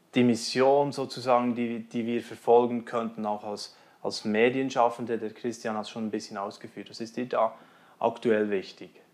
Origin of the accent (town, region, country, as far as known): Switzerland